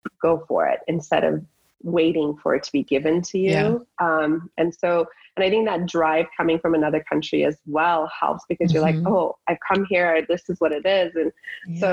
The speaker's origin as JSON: {"language": "English", "country": "United States", "tie": "born or raised there", "also_born_or_lived": "Iran", "lives_now": "San Diego, United States", "said": "being here since I was 8 years old, I feel like I'm more American than I am Persian"}